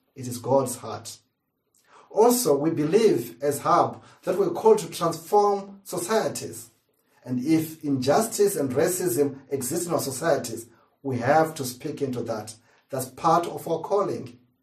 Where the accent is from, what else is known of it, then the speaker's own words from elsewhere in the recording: Zimbabwe; now in United Kingdom; As a kid, growing up in Zimbabwe